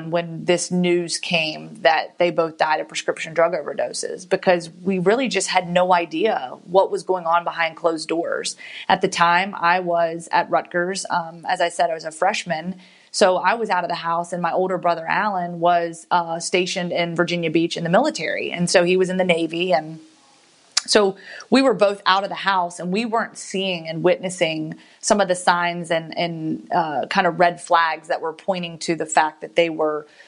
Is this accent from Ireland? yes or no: no; Guantanamo Bay, Guantánamo, Cuba; born there; I was born in Guantanamo Bay, Cuba